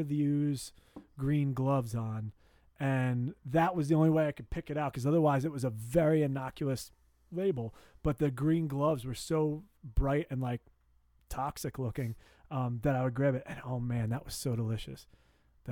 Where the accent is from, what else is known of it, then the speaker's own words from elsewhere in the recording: New Brunswick, New Jersey, United States; moved away; I am from New Brunswick